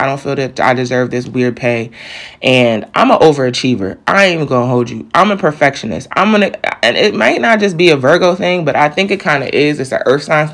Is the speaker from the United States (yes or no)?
yes; New York, United States; moved away as an adult; now in Delaware, United States; I'm from New York